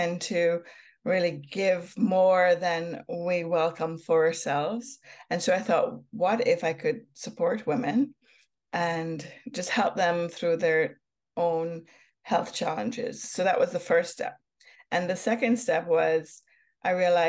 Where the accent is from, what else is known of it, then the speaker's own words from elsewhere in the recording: Jamaica; also born or lived in Hamilton, Ontario, Canada; now in Canada; growing up in Jamaica, I had wonderful opportunities like picking herbs from gardens, watching mangoes fall from trees.